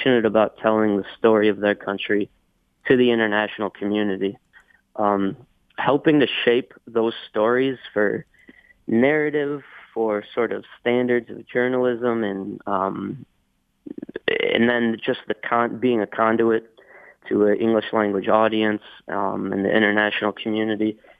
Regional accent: United States; moved away; also born or lived in Myanmar; being an American

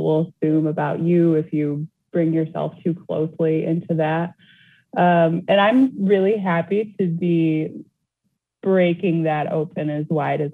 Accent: Flint, Michigan, United States; my hometown

